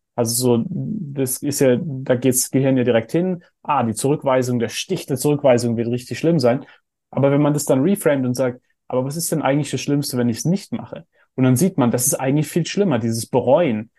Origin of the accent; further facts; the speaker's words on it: Heidelberg, Baden-Württemberg, Germany; ich bin in Heidelberg aufgewachsen, wo wir so einen Philosophenweg haben